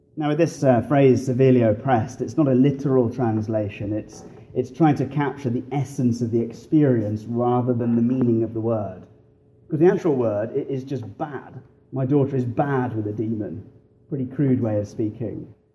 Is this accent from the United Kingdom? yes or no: yes; England, United Kingdom; moved away as an adult; now in Fox Chapel, United States; I grew up in the bars of England